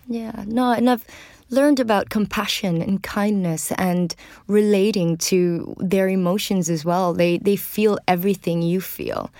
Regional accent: Venezuela; moved away; I grew up in Venezuela

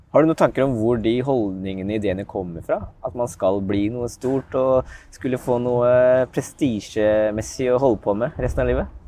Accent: Askim, Østfold, Norway; Jeg er fra Askim

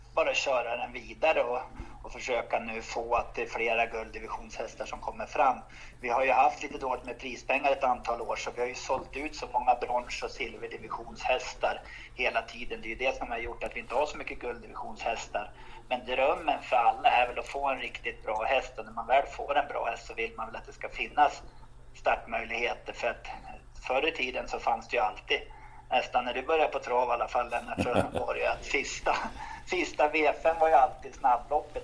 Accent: Romme and the Rättvik region, Dalarna County, Sweden; jag kommer från Romme och Rättviksregionen

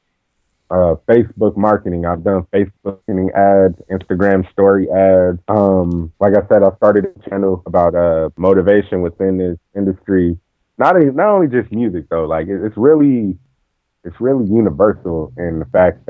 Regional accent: Compton, California, United States; I'm from Compton. Coming from Compton

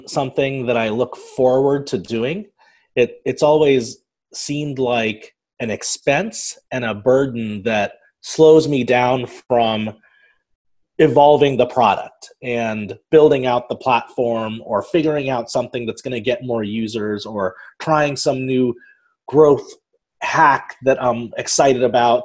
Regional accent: Dayton, Ohio, United States; accent: Midwestern; I grew up in Dayton, Ohio, which is a relatively small town in southwestern Ohio

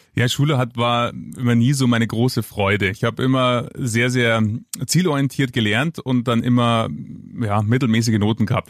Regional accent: Munich, Bavaria, Germany; ich bin gebürtiger Münchner, rechts der Isar geboren

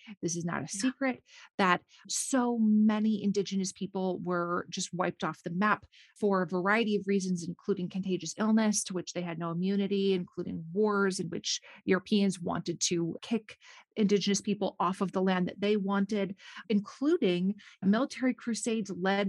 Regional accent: Minnesota, United States; I grew up and live in Minnesota. And so I'm used to my like trees and water and lakes and rocks.

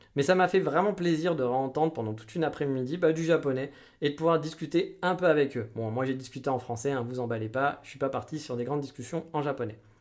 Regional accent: France; moved away; on était français

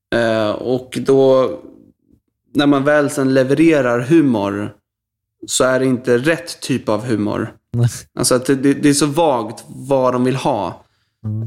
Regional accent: Stockholm, Stockholm County, Sweden; Jag är uppvuxen i eh, en eh, förort till Stockholm som heter Bromma.

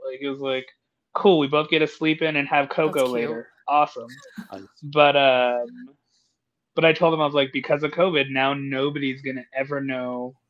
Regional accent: Colorado, United States; born or raised there; moved away

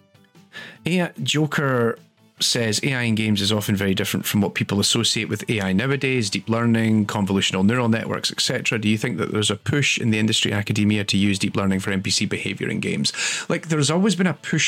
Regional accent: Scotland, United Kingdom; I'm Scottish.

